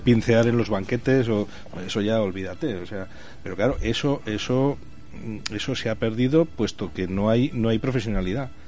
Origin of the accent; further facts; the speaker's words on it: Madrid, Community of Madrid, Spain; moved away as an adult; now in Zaragoza, Spain; nací en Madrid, me crié en Madrid, trabajé en Madrid hasta los 20 años, luego ya me vine aquí a Aragón, a Zaragoza